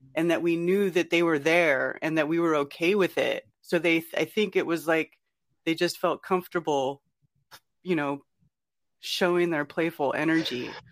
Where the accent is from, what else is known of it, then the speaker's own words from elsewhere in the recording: Northern California, United States; now in North Carolina, United States; I grew up in California, in Northern California, where Bigfoot got its name